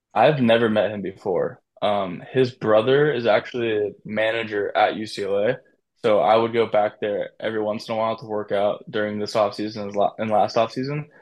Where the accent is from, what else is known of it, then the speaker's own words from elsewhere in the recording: San Diego, California, United States; So I'm from San Diego